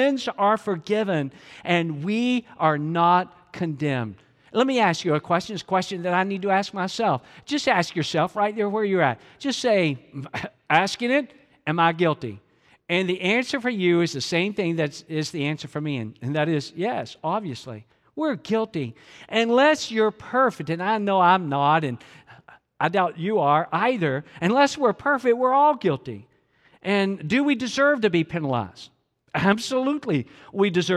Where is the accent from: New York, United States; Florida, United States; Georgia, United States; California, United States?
Georgia, United States; even though I'm from Georgia